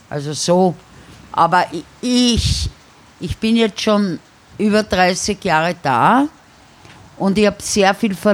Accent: Vienna, Austria; born or raised there; accent: Viennese

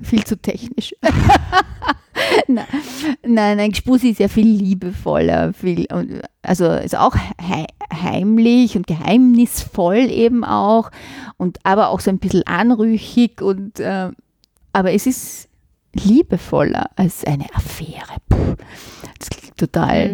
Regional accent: Vienna, Austria; accent: Viennese dialect; also born or lived in Florence, Italy / Switzerland; ich bin in einer Gärtnerei in Simmering aufgewachsen

